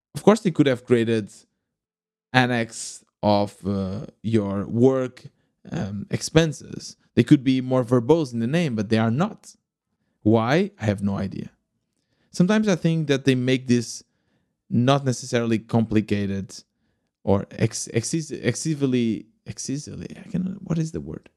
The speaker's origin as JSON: {"language": "English", "region": "Lisbon suburbs", "country": "Portugal", "tie": "born or raised there", "also_born_or_lived": "Germany", "moved": "as an adult", "said": "I was born in Portugal, in, uh, Lisbon, or at least in the, the nearby Lisbon, in the suburbs."}